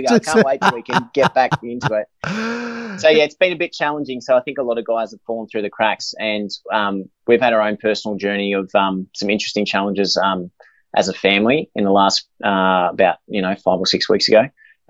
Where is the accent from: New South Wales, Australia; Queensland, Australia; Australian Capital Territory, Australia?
New South Wales, Australia; Inverell; born there; Yeah, I was born in Inverell.